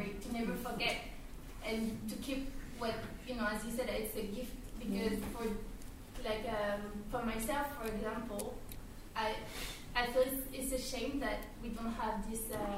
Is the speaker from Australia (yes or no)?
no; Russia; English is a second language; moved away as an adult; Just comment because I'm from myself, like originally from Russia, even though I don't live in Russia for some years